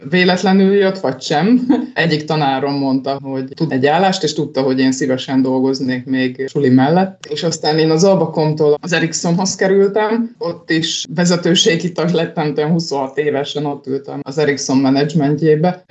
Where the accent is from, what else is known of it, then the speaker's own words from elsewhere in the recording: Hungary; így vidéken nőttem fel